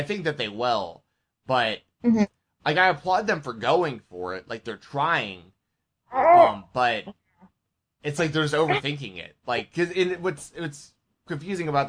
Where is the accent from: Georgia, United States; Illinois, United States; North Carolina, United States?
Georgia, United States; Marietta; I grew up in Marietta, Georgia, which is basically the heart of WCW country